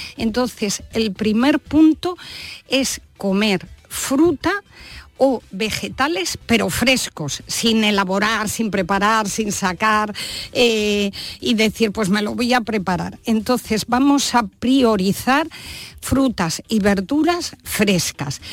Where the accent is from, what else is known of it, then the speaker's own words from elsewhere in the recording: Valladolid, Castile and León, Spain; yo soy vallisoletana